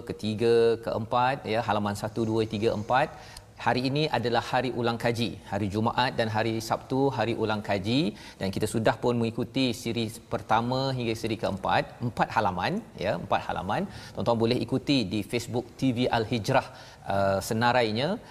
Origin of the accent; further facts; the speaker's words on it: Perak, Malaysia; Saya orang Perak.